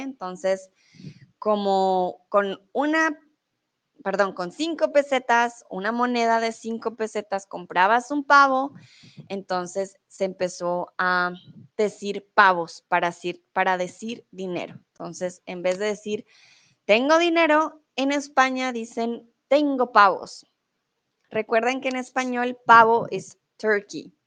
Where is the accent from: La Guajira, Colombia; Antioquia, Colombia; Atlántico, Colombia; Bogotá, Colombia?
Bogotá, Colombia; moved away as an adult; also born or lived in Germany; now in Mexico; soy de Colombia, soy de la capital, de Bogotá.